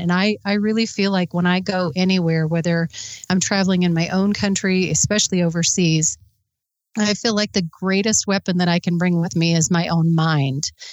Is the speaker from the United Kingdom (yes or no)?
no; Midwest, United States; I grew up in the Midwest where I grew up around guns